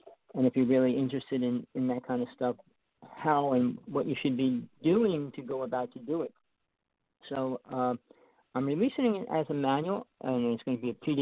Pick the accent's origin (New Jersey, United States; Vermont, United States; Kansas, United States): New Jersey, United States; I grew up in New Jersey